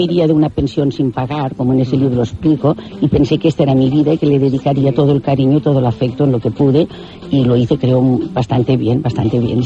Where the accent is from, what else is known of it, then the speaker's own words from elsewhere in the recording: Catalonia, Spain; yo soy catalana, estoy en Barcelona